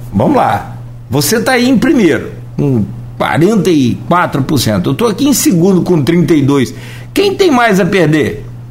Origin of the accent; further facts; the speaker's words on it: Italva, Rio de Janeiro, Brazil; moved away; na cidade de Italva, minha cidade natal. É, tem minha família lá até hoje